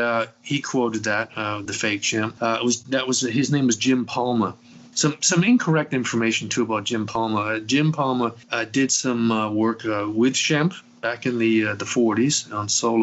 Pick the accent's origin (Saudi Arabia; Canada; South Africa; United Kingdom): United Kingdom; England; moved away; When I came from England originally, that was a no-no for my parents.